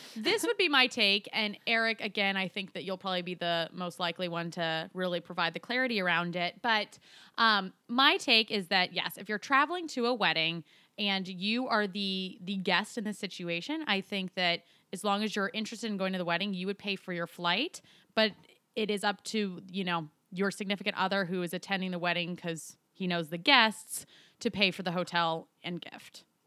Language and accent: English; Colorado, United States; Colorado, my home state.